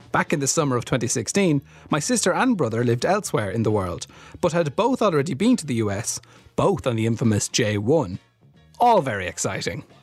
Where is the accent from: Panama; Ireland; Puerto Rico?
Ireland; Besides, emigrating to the US is a natural decision for me. It's in my DNA, not just as an Irish person, but as an ….